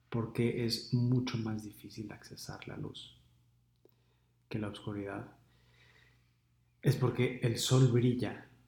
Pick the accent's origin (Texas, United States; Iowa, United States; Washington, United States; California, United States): Washington, United States; Seattle; Como crecí en Seattle y vivo en Seattle y mi familia es en Seattle y mis amigos es en Seattle y mi trabajo es en Seattle, entonces pues me tengo que quedar en Seattle.